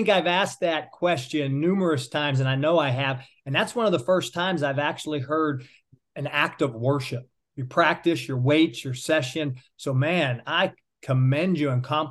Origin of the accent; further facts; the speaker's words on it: Pittsburgh, Pennsylvania, United States; I'm from Pittsburgh